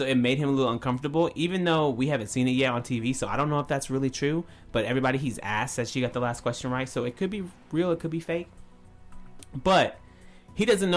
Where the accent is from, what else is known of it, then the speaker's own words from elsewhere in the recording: the South, United States; moved away; growing up in the South